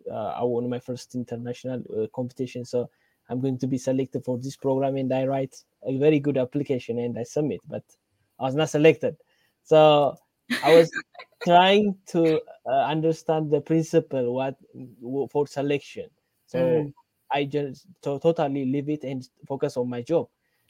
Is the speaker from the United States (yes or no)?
no; Ethiopia; I'm from Ethiopia